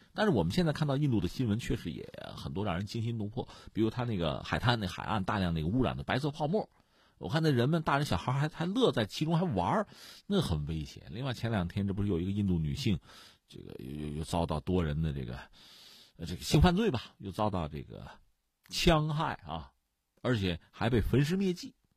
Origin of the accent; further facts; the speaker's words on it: China; 我们中国人